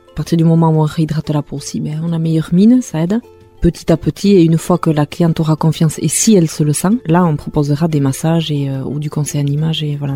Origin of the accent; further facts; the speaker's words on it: Hasparren, Nouvelle-Aquitaine, France; first language Basque; French is a second language; also born or lived in Mendionde; je suis native d'Asparin, j'ai 41 ans